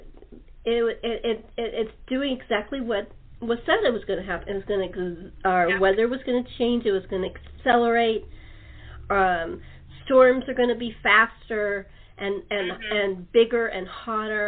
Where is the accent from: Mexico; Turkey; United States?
United States; California; also born or lived in New Jersey; I was brought up in California, but I lived in New Jersey for a couple of years